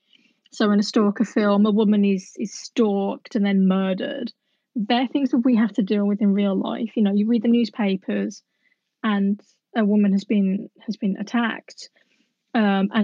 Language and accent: English; West Midlands, United Kingdom; I'm from the West Midlands